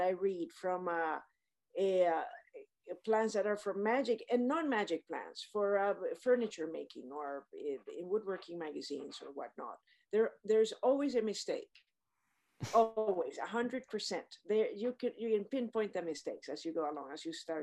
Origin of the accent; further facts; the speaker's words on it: Panama; I grew up in Panama, which is in Central America